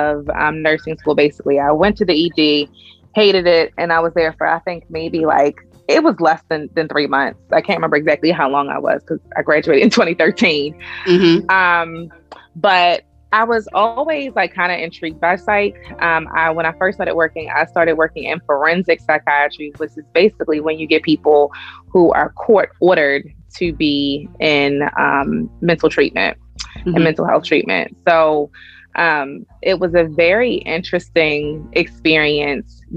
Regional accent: Pikesville, Maryland, United States; accent: Baltimore; I grew up in Pikesville, which is technically Baltimore County.

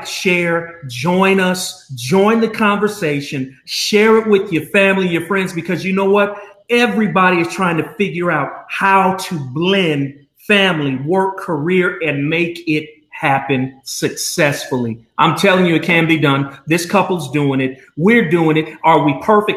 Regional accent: Albuquerque, New Mexico, United States; moved away as an adult; also born or lived in North Carolina; I am from Albuquerque, New Mexico, born and raised

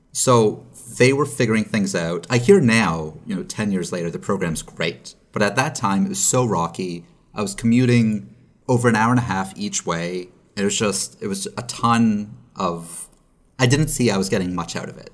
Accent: Canada; now in Los Angeles, United States; As a Canadian, I have the ability to go back home.

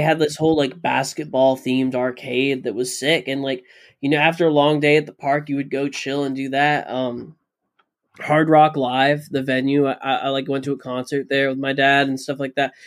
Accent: Florida, United States; I grew up in Florida

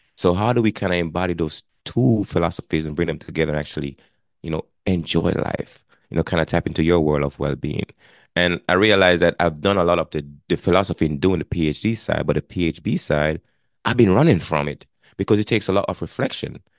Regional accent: Jamaica; moved away as an adult; now in Connecticut, United States; I was born and raised in Jamaica. I immigrated to the United States back in nineteen ninety-eight.

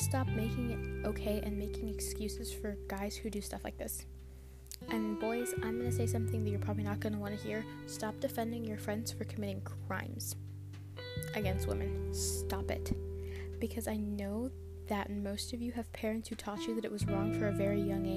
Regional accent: Ontario, Canada; I'm from Canada, I'm from Ontario

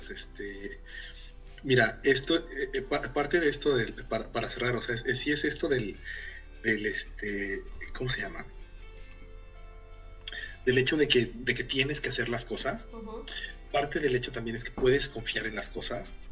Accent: Mexico; moved away as an adult; now in Helsinki, Finland; el tipo de familias en las que crecimos nosotros en, las, en México, O sea, este, yo, yo hago el chiste de que yo me fui de, de ser un, eh, un mexicano clase mediero a ser un pinche inmigrante en el, en el o sea, el equivalente al Valío en, Helsinki

